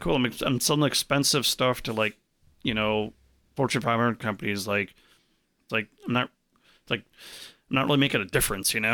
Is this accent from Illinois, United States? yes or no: yes; Arlington Heights, Illinois, United States; I grew up in Arlington Heights, which is, like, right next to Schaumburg